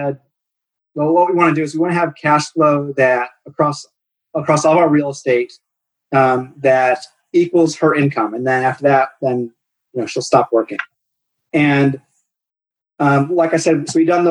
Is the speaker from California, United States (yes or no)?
no; Cleveland, Ohio, United States; I grew up in Cleveland, or just east of Cleveland.